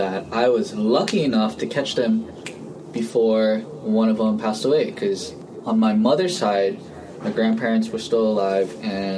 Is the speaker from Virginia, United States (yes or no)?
no; Hawaii, United States; also born or lived in Guam; I grew up in Hawaii